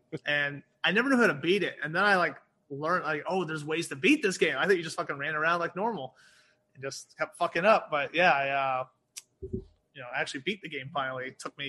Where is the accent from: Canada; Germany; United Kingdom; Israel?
United Kingdom; born there; because I was born in the United Kingdom. So my dad was military.